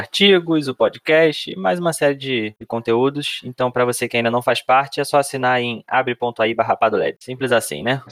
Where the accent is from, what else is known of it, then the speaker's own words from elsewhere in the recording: Rio de Janeiro, Brazil; o Rio de Janeiro, que é de onde eu sou